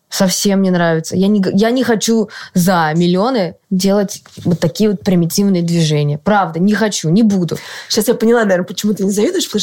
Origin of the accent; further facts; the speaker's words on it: Moscow, Russia; конец Биберева, города. кстати, норм, я там росла